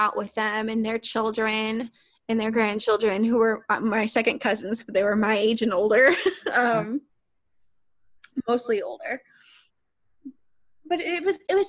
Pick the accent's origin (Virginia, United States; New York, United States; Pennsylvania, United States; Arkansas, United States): Arkansas, United States; growing up in the South as a mixed race person because I am from Arkansas